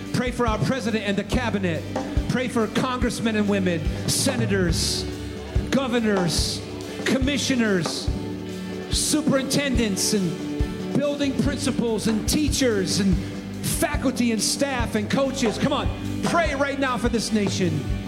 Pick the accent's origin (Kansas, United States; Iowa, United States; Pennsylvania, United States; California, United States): California, United States; San Francisco; I was born in San Francisco in 1963